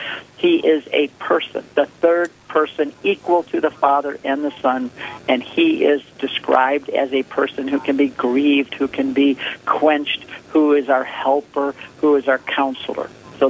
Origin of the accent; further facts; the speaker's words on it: Michigan, United States; I'm from Michigan, but I'm coming to North and South Dakota.